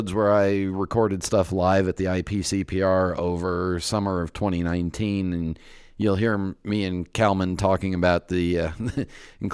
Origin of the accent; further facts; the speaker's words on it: San Francisco, California, United States; I was born in San Francisco, and therefore I'm a San Francisco baby.